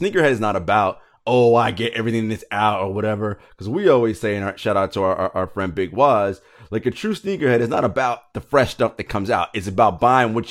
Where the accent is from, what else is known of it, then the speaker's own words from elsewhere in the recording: New York, United States; being a hip hop fan and growing up in New York